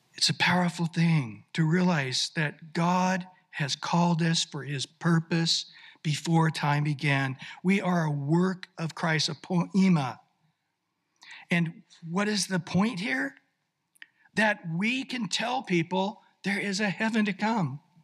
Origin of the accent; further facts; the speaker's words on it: Visalia, California, United States; I grew up in Central California in Visalia in the 60s